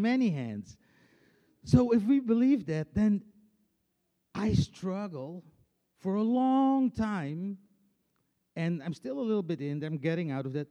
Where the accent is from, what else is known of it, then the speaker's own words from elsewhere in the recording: Friesland, Netherlands; English is a second language; moved away as an adult; now in Tennessee, United States; I'm coming from Friesland